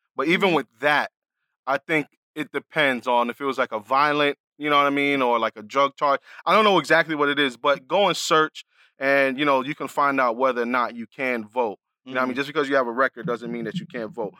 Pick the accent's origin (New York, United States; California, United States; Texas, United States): New York, United States; New York City; moved away; I'm coming from the Bronx